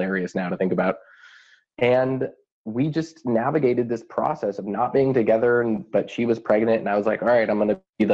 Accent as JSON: {"language": "English", "town": "Vashon", "region": "Washington", "country": "United States", "tie": "born or raised there", "said": "back up to my hometown of Vashon"}